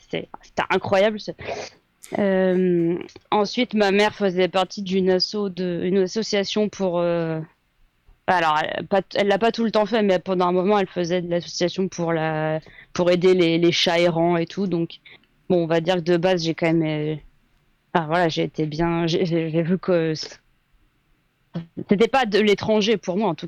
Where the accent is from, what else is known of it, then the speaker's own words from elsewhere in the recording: Amiens, Hauts-de-France, France; moved away; ça fait plus de 11 ans que je suis partie d'Amiens, donc je sais pas si je, je peux encore beaucoup en parler de comment c'est maintenant.